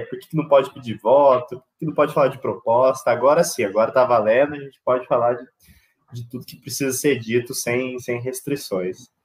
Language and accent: Portuguese; Itajubá, Minas Gerais, Brazil; also born or lived in São Paulo; sou nascido e criado em Itajubá